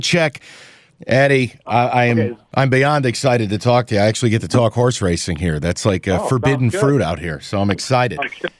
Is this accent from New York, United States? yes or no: yes; near Saratoga, New York, United States; I was born near Saratoga